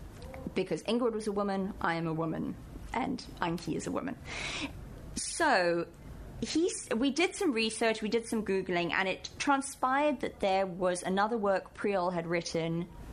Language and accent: English; South Africa; first language English; moved away as an adult; also born or lived in London, England / New York; I was born in England but grew up in South Africa.